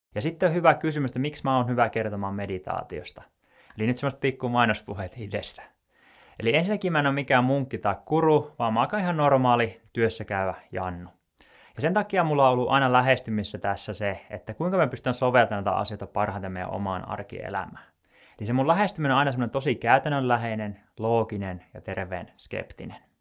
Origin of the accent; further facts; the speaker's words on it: Joensuu, North Karelia, Finland; moved away as an adult; also born or lived in Tampere; mä oon Joensuusta kotoisin ja mä muutin tuonne Tampereelle sitten opiskelujen perässä